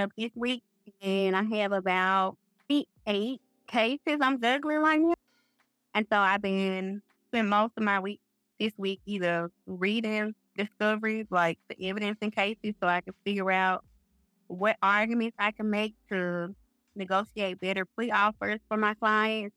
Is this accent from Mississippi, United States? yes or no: yes; Greenville, Mississippi, United States; also born or lived in Hattiesburg, Mississippi; born and raised in the Mississippi Delta, Greenville to be exact.